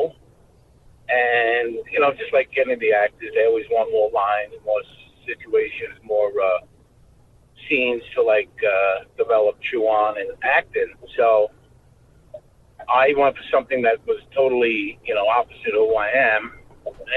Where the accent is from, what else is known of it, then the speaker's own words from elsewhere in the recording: New York City, New York, United States; I grew up in Brooklyn